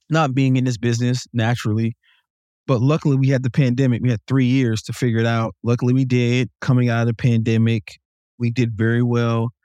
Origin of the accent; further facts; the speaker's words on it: Jacksonville, North Carolina, United States; also born or lived in Salisbury, North Carolina; I came from Jacksonville, North Carolina